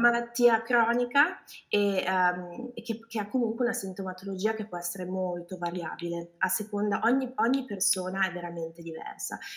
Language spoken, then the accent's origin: Italian; Milan, Lombardy, Italy; moved away as an adult; also born or lived in California; now in United States; sono originaria di Milano